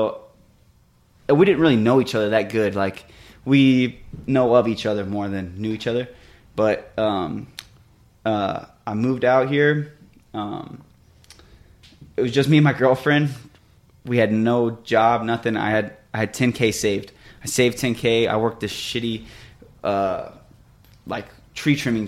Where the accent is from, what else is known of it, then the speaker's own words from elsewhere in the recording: Illinois, United States; moved away as an adult; now in Phoenix, United States; So I'm from Illinois. I grew up there, like, my whole life. I moved here right when I turned 21.